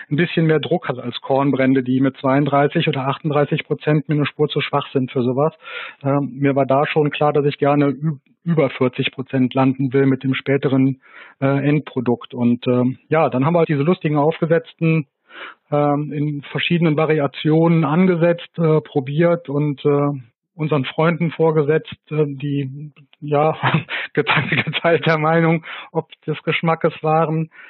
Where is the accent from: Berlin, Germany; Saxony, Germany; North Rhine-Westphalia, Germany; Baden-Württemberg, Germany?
North Rhine-Westphalia, Germany; Hangelar; dass hier in Hangela, wo ich herkomme, äh, früher Möhren angebaut worden sind. Und äh, dann hatte ich dann endlich äh, einen Aufhänger, meine Heimat in die Flasche zu packen